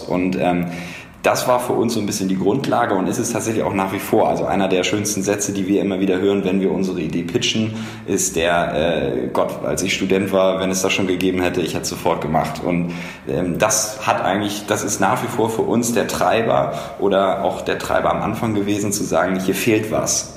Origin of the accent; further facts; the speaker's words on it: Hamburg, Germany; moved away as an adult; also born or lived in Passau / Cologne; now in Berlin, Germany; ich komme ursprünglich aus Hamburg